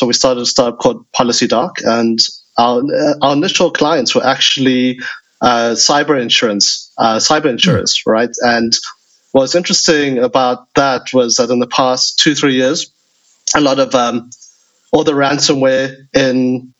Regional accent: South Africa; moved away; also born or lived in United States / China; I grew up in South Africa, studied in the US, was one of the first people on fintech in China for 10 years

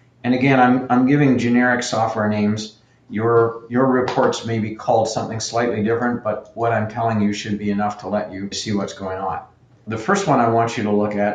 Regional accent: Canada; I'm Canadian

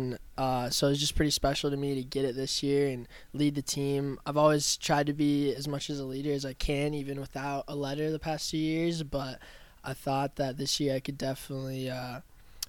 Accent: Omaha, Nebraska, United States; I'm from Omaha, Nebraska

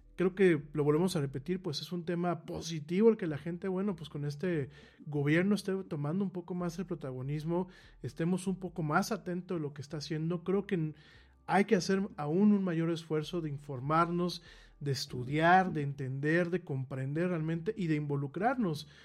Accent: Mexico

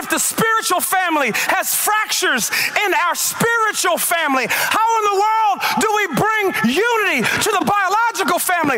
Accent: Baltimore, Maryland, United States; I'm from Baltimore

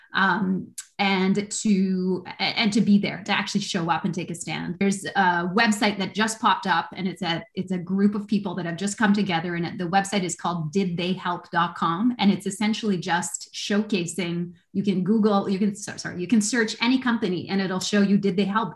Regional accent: Canada; I'm a Canadian

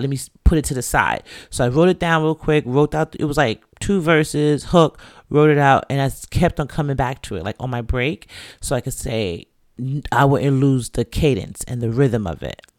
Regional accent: New York City, New York, United States; I was born and raised in the Bronx to two Jamaican parents.

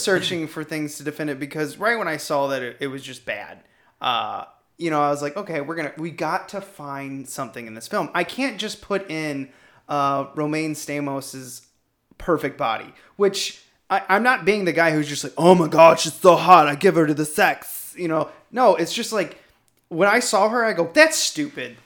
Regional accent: Missouri, United States; now in Chicago, United States; I'm from Chicago, even though I'm from Missouri

